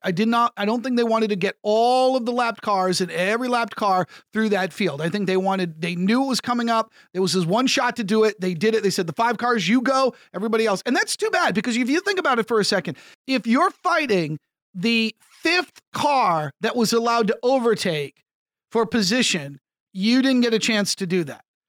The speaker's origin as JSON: {"language": "English", "country": "United States", "said": "my home country of the United States"}